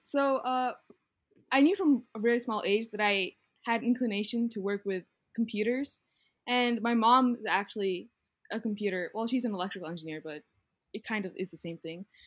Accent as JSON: {"language": "English", "region": "Virginia", "country": "United States", "moved": "as an adult", "lives_now": "Atlanta, United States", "said": "I am from Denver, Virginia, which is six hours away from Atlanta, Georgia."}